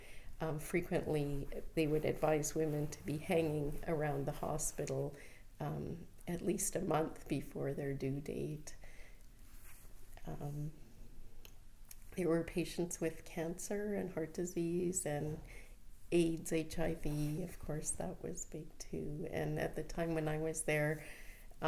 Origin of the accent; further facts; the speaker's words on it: Winnipeg, Manitoba, Canada; moved away as an adult; also born or lived in Toronto / Uganda; now in Vancouver, Canada; I was born in Winnipeg, Manitoba, and that's where I studied pharmacy.